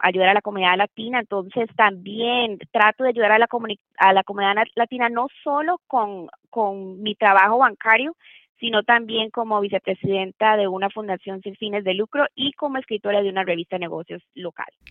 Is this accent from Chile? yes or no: no; Costa Rica; moved away as an adult; now in Tennessee, United States; Yo soy de Costa Rica, nací que sí en Costa Rica y me gradué de la Escuela de Derecho en Costa Rica.